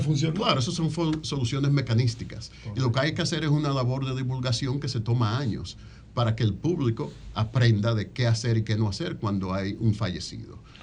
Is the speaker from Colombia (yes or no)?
no; Dominican Republic; moved away as an adult; now in Washington, D.C., United States; soy dominicano, pero tengo 30 años fuera del sistema dominicano